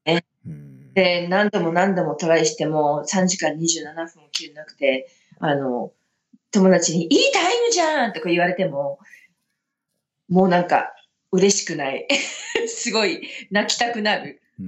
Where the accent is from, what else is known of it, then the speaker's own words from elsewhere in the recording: Sapporo, Hokkaido, Japan; now in Colorado, United States; 札幌の出身なんですけど